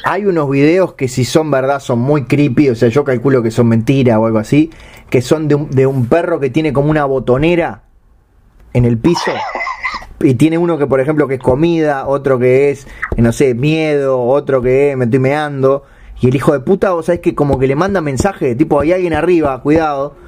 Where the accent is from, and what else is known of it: Uruguay